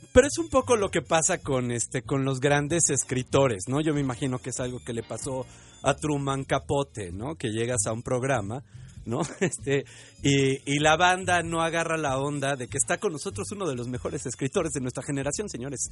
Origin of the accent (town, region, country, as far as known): Mexico